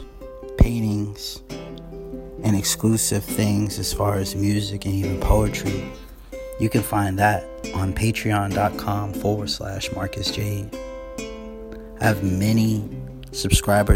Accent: Indianapolis, Indiana, United States; I'm from Indianapolis, Indiana

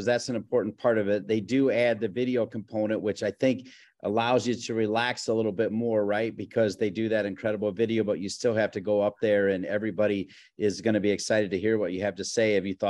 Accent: Ohio, United States; You actually grew up in my home state of Ohio.

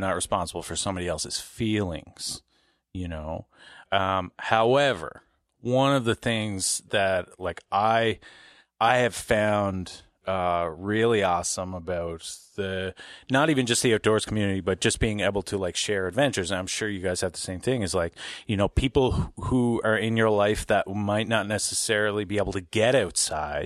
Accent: Glace Bay, Nova Scotia, Canada; I grew up in Glace Bay, um, right. between Glace Bay and New Waterford

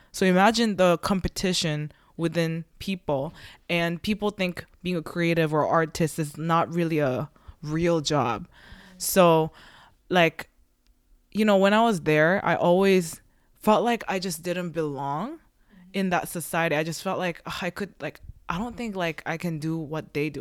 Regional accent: South Korea; now in Canada; we're like all immigrants and we came from a different country, but there's a reason why we're all in Canada, right? And I believe, you know, like I'm from Korea

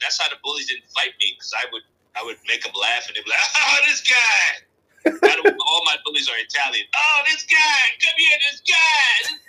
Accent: Nigeria; I'm Nigerian. I'm cool. No, childhood was good. Raised by a single mom, raised four kids.

